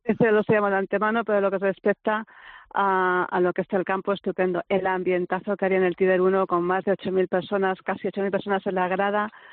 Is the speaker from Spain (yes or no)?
yes; Spain; como española